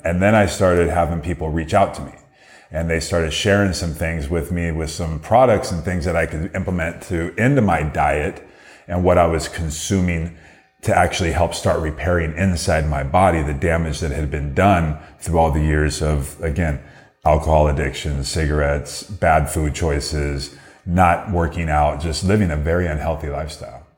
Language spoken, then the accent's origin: English; Downey, California, United States; Downey is my hometown